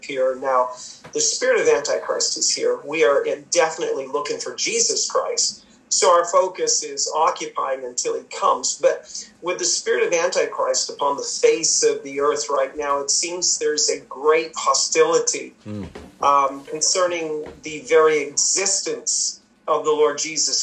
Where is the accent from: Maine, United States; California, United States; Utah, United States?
Maine, United States; moved away as an adult; now in Sussex, Canada; originally from the state of Maine, born and raised in Maine, both Daphne